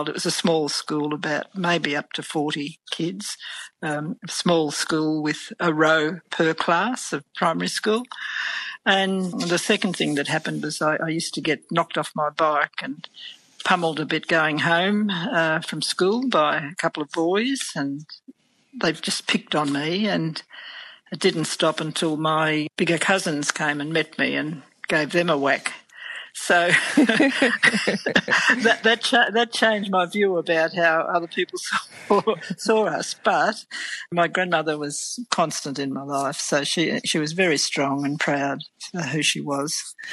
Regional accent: Murraydale, Victoria, Australia; also born or lived in Hamilton, Victoria; they moved back to the Murray Valley to a property outside Swan Hill in a place called Murraydale, a very small place. I think it's in Barapa country there. I'm not 100% sure about a map. So I grew up there

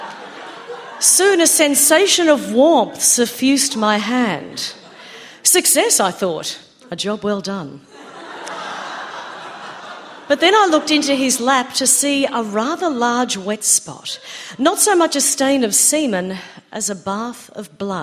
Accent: Queensland, Australia; growing up in the Joe Bjorke-Peterson era in Queensland

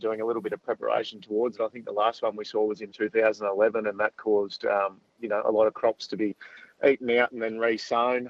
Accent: Southern Riverina, New South Wales, Australia; I grew up in the Southern Riverina with an association with farming through the family

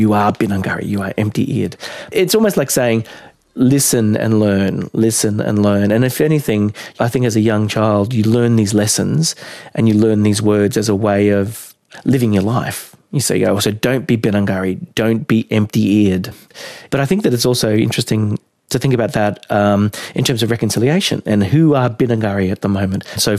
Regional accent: Minjerribah, Queensland, Australia; I'm from Minjidaba. The language that I've been learning is Jandai, which is the language of the Noonuccal, the Gurumpul, and the Noongi clans of Stradbroke Island.

